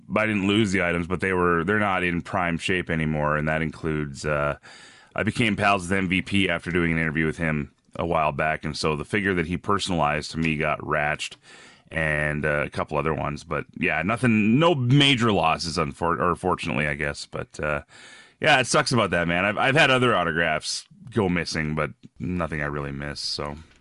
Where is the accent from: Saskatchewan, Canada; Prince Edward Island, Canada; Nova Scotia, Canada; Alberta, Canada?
Alberta, Canada; Red Deer; moved away as an adult; also born or lived in Ontario / Edmonton; now in Regina, Canada; I was, I was born in Ontario, grew up mostly out west between, uh, different towns in Alberta. Uh, there's a city called Red Deer where I spent a lot of my life